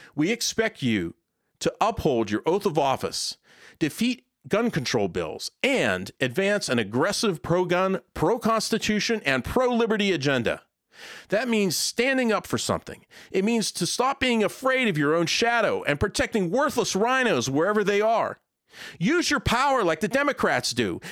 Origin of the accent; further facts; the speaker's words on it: Pennsylvania, United States; moved away as an adult; my home state of Pennsylvania